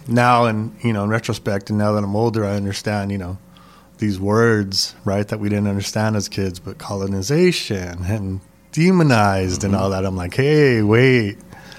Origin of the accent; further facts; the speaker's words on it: Los Angeles, California, United States; But I grew up in San Gabriel Valley, East LA.